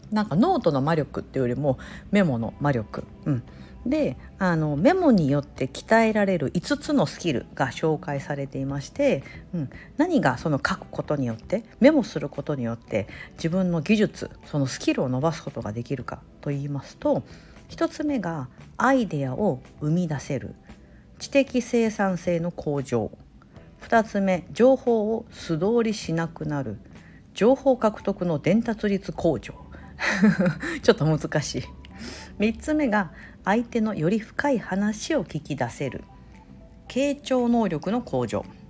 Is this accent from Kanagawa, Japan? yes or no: no; Osaka, Japan; moved away; 私大阪出身なんで